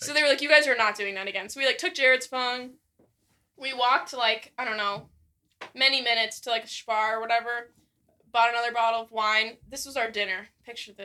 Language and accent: English; United States; we're American